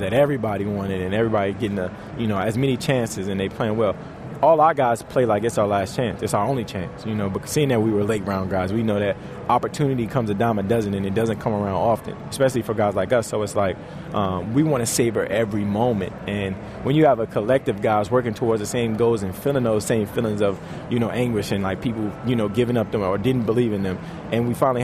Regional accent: Washington, District of Columbia, United States; moved away; I love going back home to D.C. and play. I literally love going back home to D.C. That's one of my favorite places to play. You know, my hometown, they didn't really even give me a shot

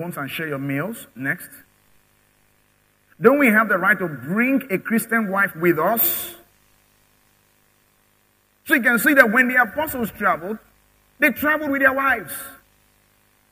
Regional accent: Nigeria; I'm a Nigerian. I have a Nigerian passport

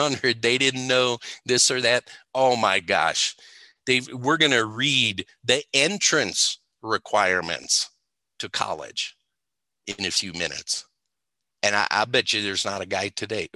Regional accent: Ohio, United States; moved away as an adult; also born or lived in Texas; I grew up in Ohio, 20 years or so in Ohio, 20 years in Texas, 20 years here

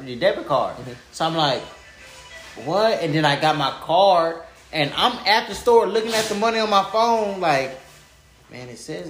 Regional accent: California, United States; I'm from California. So my family is spread all through California. I got family in San Antonio, Austin, Vegas.

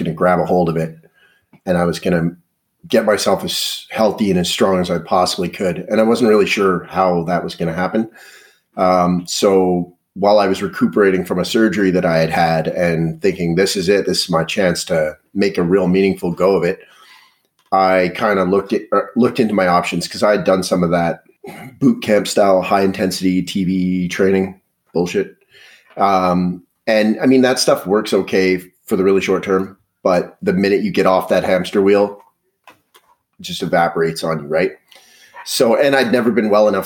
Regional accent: Calgary, Alberta, Canada; also born or lived in Edmonton; I lived in Calgary for most of my life and Edmonton for a few years

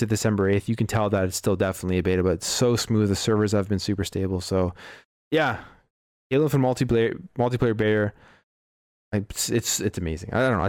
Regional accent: Canada; We're Canadian, though

